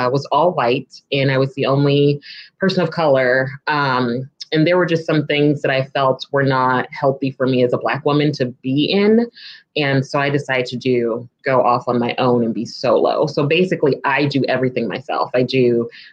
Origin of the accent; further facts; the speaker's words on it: California, United States; also born or lived in Midwest; now in DC, Maryland area, United States; I'm originally from California